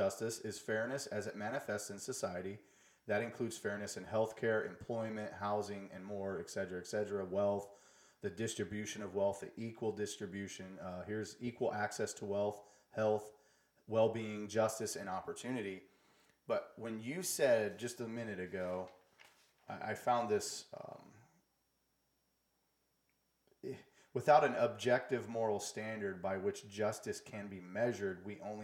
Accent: United States; we as American, like us Americans

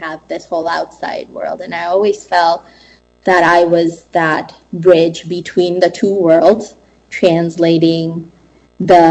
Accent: United States; I am a first-generation immigrant growing up in America. I came here at a very, very young age with my parents

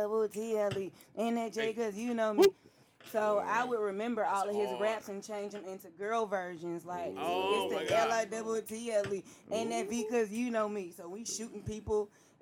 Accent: Germany; born there; He was born in Washington. I was born in Germany.

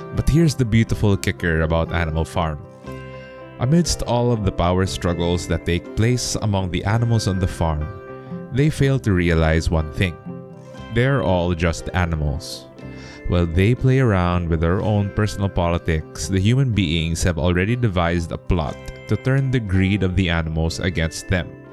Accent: Philippines; my home country of the Philippines

